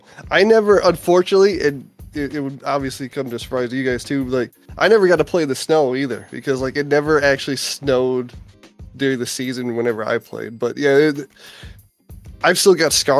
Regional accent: Iowa, United States; I am from Iowa. I live in Iowa

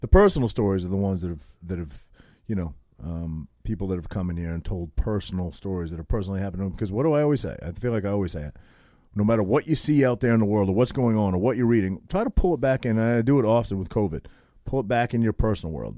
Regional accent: Maine, United States; moved away; also born or lived in New Jersey; a kid from a little, tiny town of eight hundred people in Maine, total hillbilly, total hick

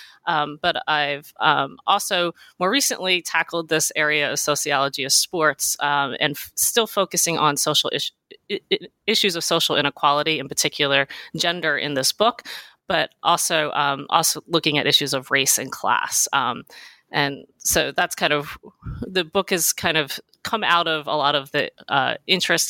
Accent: New Jersey, United States; I grew up in New Jersey and South Jersey

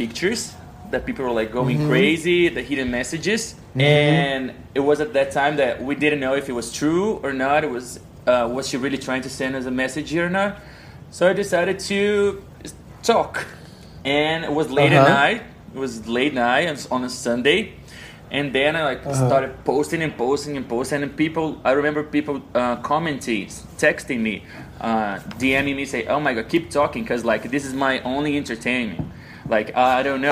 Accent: Conselheiro Lafaiete, Minas Gerais, Brazil; I'm from a small town called Conselheiro Lafayette in the state of Minas Gerais.

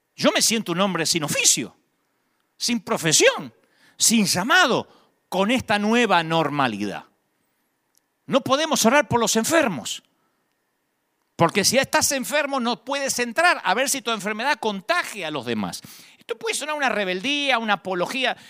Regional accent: Argentina; now in United States; en Argentina le pagamos a DGI

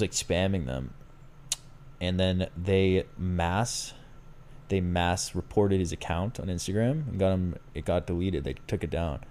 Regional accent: Boston, Massachusetts, United States; I'm from Boston, I say Aunt

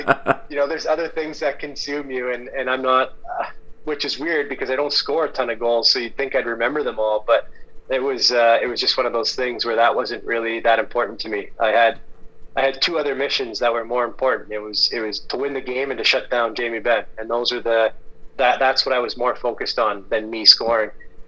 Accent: Pacific Northwest, United States; You know, I'm from the Pacific Northwest.

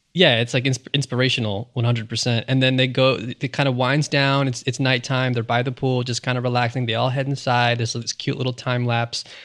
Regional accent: New York City, New York, United States; also born or lived in Long Island; I grew up here in New York, mm-hmm. where mm-hmm. I mean, especially as a kid in Queens

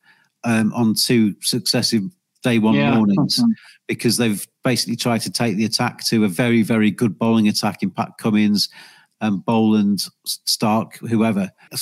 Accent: England, United Kingdom; as an Englishman

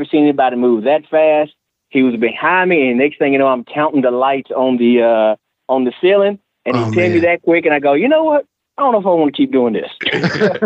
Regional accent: Nashville, Tennessee, United States; I'm from Nashville. And I went to Hillsboro High School

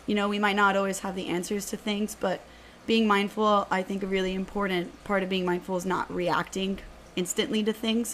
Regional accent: Miami, Florida, United States; I was born and raised here in Miami, so 305 till I die.

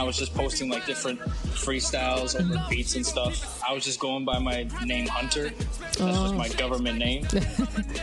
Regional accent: Toronto area, Ontario, Canada; also born or lived in Oakville / Mississauga / Brampton; grew up in a couple of the cities around Toronto, Oakville, Mississauga, Brampton

